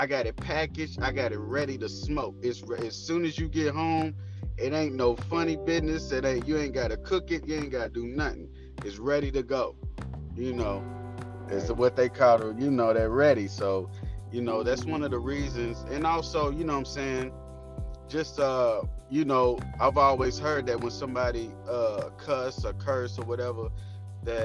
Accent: Louisville, Kentucky, United States; I'm from Louisville, Kentucky, and I rep the whole city

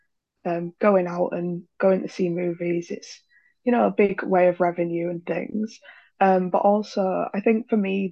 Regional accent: Yorkshire and the Humber, United Kingdom; now in East Yorkshire, United Kingdom; I'm from West Yorkshire

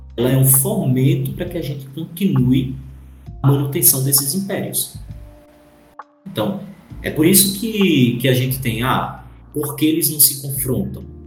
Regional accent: Brazil; a gente é brasileiro

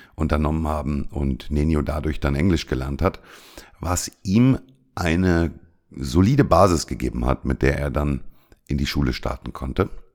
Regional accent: Germany; moved away as an adult; now in Cyprus; bei uns in Deutschland

